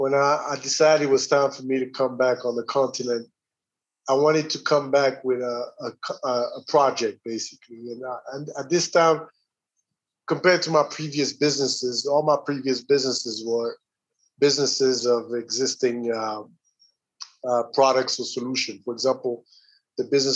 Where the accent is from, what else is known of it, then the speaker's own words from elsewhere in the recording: Burundi; moved away as an adult; also born or lived in Atlanta, United States / Rwanda; I grew up in Burundi